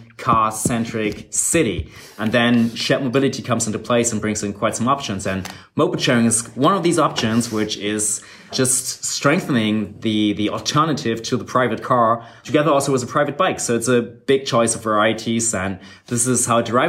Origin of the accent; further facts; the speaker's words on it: Berlin, Germany; in my hometown